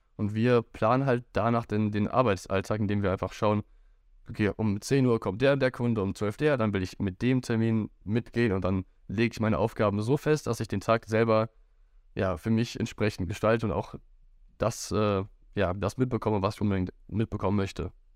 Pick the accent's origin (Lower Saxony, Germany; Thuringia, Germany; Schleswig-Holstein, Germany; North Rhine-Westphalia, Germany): North Rhine-Westphalia, Germany; Wuppertal; ich bin auch aufgewachsen in Wuppertal